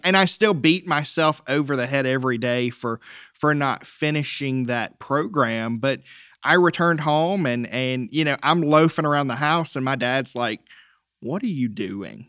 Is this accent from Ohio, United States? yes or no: no; Lyman, South Carolina, United States; also born or lived in Rock Hill, South Carolina; I'm a native of the upstate.